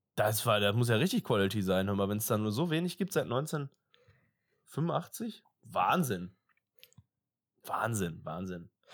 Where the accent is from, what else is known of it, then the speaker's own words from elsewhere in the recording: Germany; wir sind Deutsche